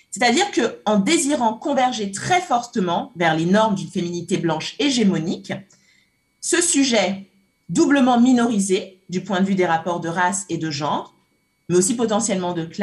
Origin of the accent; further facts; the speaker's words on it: Cameroon; j'ai grandi au Cameroun, j'ai grandi au Cameroun. J'ai un peu du mal à, imiter, mais j'ai grandi au Cameroun.